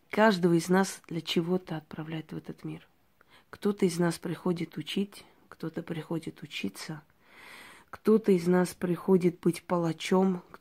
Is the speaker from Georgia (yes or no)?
yes; Georgia; я девочка, которая родилась в Грузии, в селении, очень красивом месте, курортном, можно сказать. Э, училась там в национальной школе, мечтала совершенно об иной жизни.